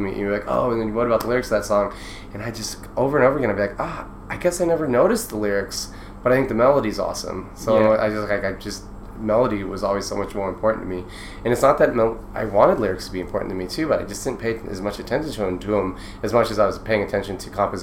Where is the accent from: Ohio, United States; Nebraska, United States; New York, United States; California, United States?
Nebraska, United States; Omaha; growing up in Omaha, Nebraska